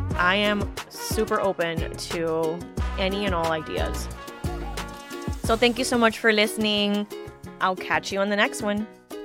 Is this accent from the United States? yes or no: yes; Miami, Florida, United States; As a first generation Cuban American, born and raised in Miami, Florida